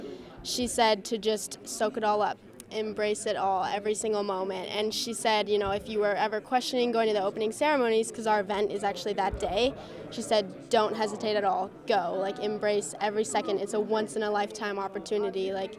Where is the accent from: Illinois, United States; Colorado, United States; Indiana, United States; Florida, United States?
Colorado, United States; Vail; I'm from Vail, Colorado